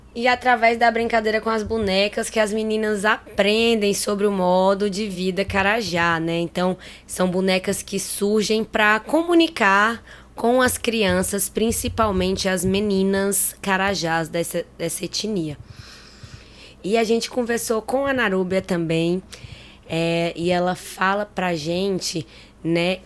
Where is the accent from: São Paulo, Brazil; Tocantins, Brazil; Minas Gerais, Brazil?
Tocantins, Brazil; isso aqui é da minha terra, do Tocantins